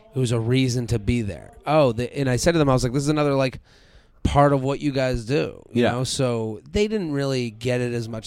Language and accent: English; suburb outside of Boston, Massachusetts, United States; I'm from Boston, or I'm from a suburb outside of Boston